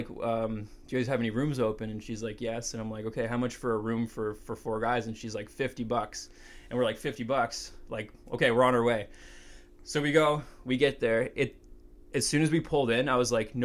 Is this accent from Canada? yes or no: yes; Canada; we're from Canada